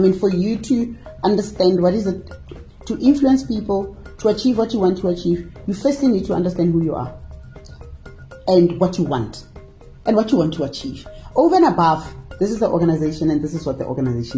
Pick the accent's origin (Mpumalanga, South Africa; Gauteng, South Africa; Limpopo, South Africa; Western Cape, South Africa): Gauteng, South Africa; Hammanskraal; Born and bred in Hammarskraal